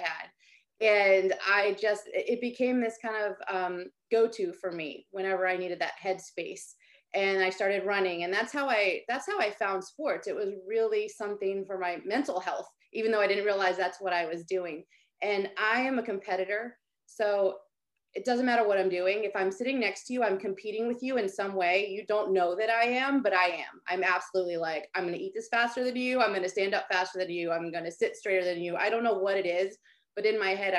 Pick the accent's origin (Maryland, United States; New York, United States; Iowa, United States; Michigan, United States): Maryland, United States; I grew up in Maryland, so everybody played lacrosse